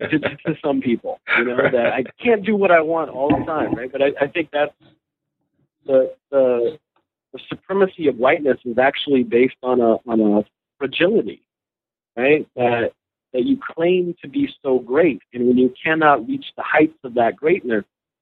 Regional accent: North Carolina, United States; North Carolina has, you know, my home state, I'm a Tar Heel at heart.

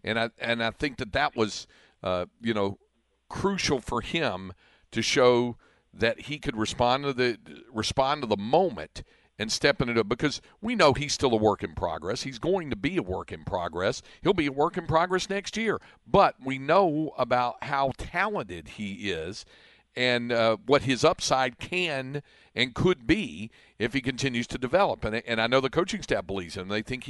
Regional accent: Greensboro, North Carolina, United States; my hometown of Greensboro

